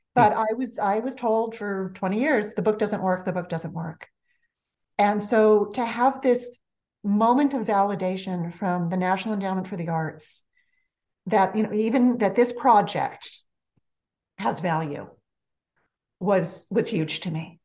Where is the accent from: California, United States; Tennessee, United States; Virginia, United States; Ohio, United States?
California, United States; Los Angeles; accent: valley girl; I grew up in the San Fernando Valley of Los Angeles, born and bred